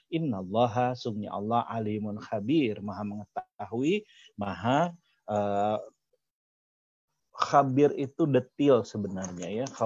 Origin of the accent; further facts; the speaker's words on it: West Java, Indonesia; Saya orang Sunda, ada yang orang Jawa, ada orang Batak, orang Madura, orang Cina, orang Arab.